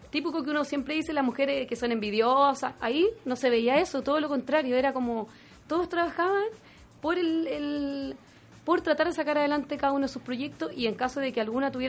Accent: Chile; esa la fuerza interior que tenemos, claro, como mujer chilena.

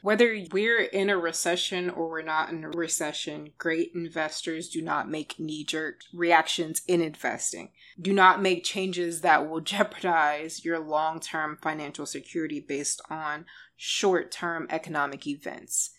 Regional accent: Texas, United States; I'm from Texas

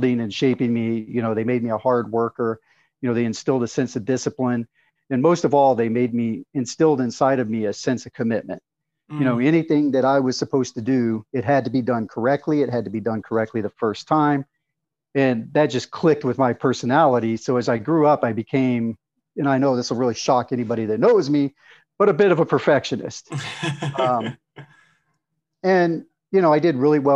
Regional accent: Arkansas, United States; I was raised, I grew up in Arkansas. I was raised in a typical Southern family

